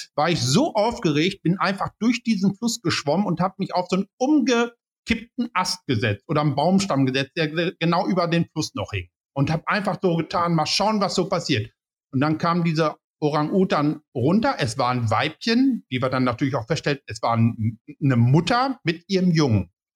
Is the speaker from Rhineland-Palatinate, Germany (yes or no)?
no; Paderborn, North Rhine-Westphalia, Germany; ich komme aus Paderborn